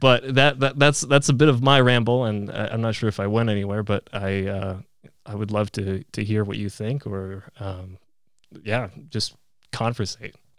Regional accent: Fairbanks, Alaska, United States; also born or lived in Poland; growing up in Fairbanks

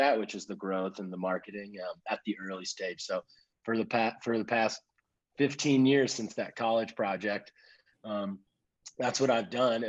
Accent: United States; moved away; an American who loves Africa

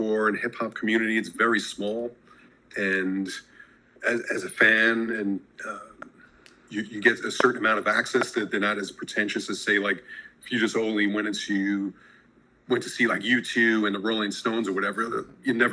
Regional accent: New York City, New York, United States; now in Los Angeles, United States; growing up in New York City and then now

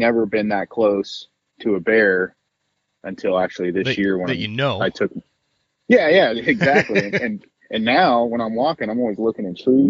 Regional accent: Chico, California, United States; I'm from Chico, California, within 20 minutes or less, I can be up the mountain and in wildlife and away from people.

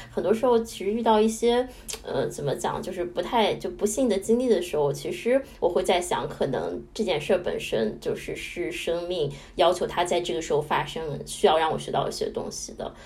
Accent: Qingdao, Shandong, China; moved away; 我是海边长大的，我是青岛人

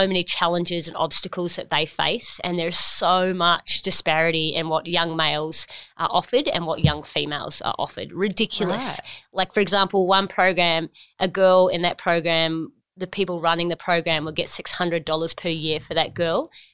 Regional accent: New Zealand; now in Australia; I grew up in New Zealand. I'm a proud Kiwi.

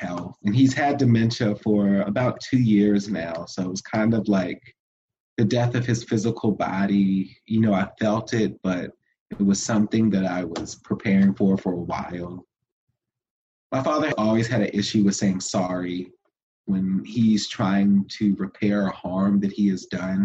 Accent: Fredericksburg, Virginia, United States; I am a Black queer man from the South. I grew up in Fredericksburg, Virginia

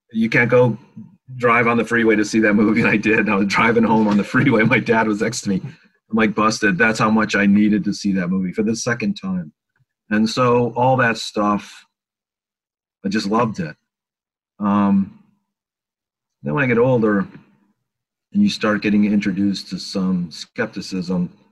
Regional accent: Manlius, New York, United States; I grew up in Syracuse, New York, which is upstate New York. I, I grew up in Manlius. Oh, okay. Well, I was there till I was 15.

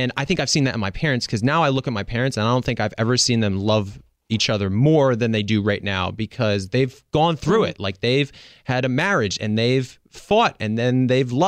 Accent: East Coast, United States; I grew up on the East Coast

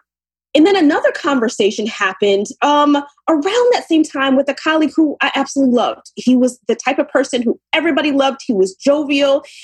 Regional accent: Ann Arbor, Michigan, United States; moved away as an adult; also born or lived in New Jersey / New York; now in New York area, United States; I'm originally from Ann Arbor, Michigan, and I moved to the East Coast in New Jersey, New York area about 22 years now

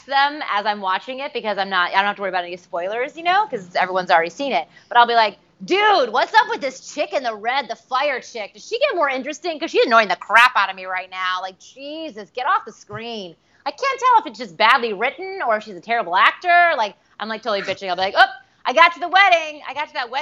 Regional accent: Michigan, United States; also born or lived in New York; now in Los Angeles, United States; I'm originally from Michigan, and I lived in New York for a long time, and I'm now out in L.A.

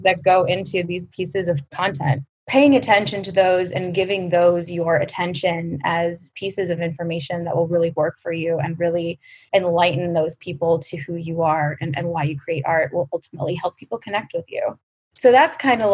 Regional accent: Cleveland, Ohio, United States; I grew up in Cleveland, Ohio, and I have parents who are musicians

